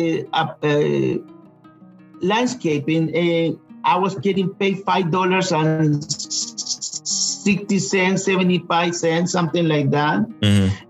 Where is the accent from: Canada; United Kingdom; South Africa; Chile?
Chile; English is a second language; now in Georgia, United States; I'm originally from Chile